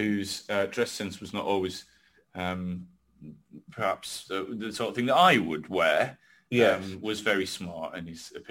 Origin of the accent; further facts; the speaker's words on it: England, United Kingdom; I've never really felt British, but English or whatever, just being from this little rock just off Europe, it wasn't a bad thing anymore.